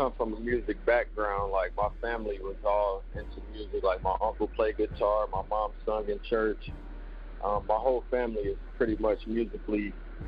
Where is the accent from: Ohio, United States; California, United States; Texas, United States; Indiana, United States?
Indiana, United States; Indianapolis; also born or lived in Gary, Indiana; I'm originally born from Gary, Indiana. I moved to Indianapolis, which is not too far from Gary. I was raised in Indianapolis